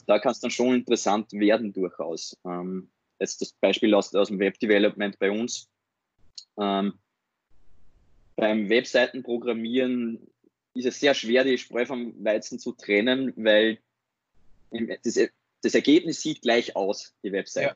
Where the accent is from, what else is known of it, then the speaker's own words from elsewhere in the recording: Upper Austria, Austria; moved away as an adult; now in Vienna, Austria; bin ursprünglich aus Oberösterreich, jetzt seit dem Studium in Wien